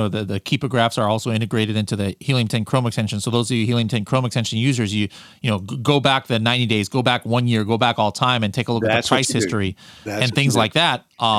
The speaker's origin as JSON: {"language": "English", "region": "California", "country": "United States", "said": "see, why am I saying y'all? I'm from California."}